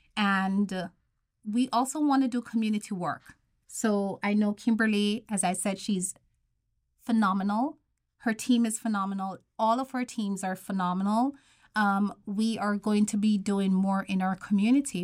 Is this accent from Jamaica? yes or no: yes; Jamaica; moved away; I'm from Jamaica.